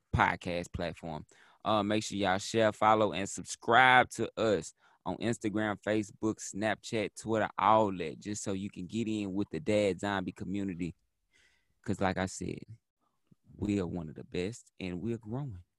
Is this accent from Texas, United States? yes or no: yes; Texas, United States; I'm from Texas, so I'm from the country of Texas